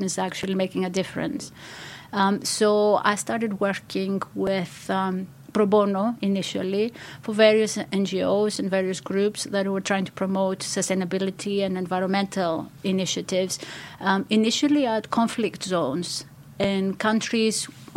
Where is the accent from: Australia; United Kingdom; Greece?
Greece; moved away; I'm from Greece originally